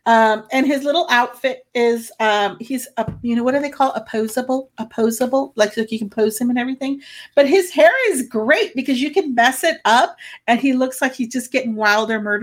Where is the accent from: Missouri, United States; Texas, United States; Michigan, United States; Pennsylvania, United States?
Texas, United States; Rio Grande Valley; we're at my hometown